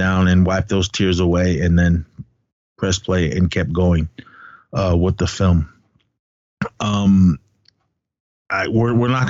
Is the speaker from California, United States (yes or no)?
yes; Oakland, California, United States; also born or lived in Arizona; I'm full blood Navajo from Arizona. That's where my family, my blood is from. I grew up in the Bay Area. I'm Oakland, straight up East Oakland represent